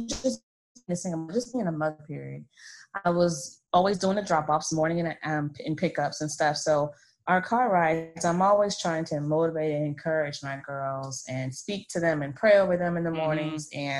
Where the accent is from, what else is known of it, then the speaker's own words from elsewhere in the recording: Florida, United States; now in Maryland, United States; I'm a brat. I'm from Florida. I'm a military brat, but I've been living here in Maryland for about 11 years now.